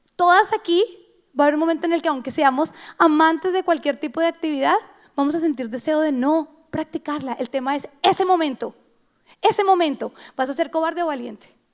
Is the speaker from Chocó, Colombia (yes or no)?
no; Bogotá, Colombia; yo soy bogotana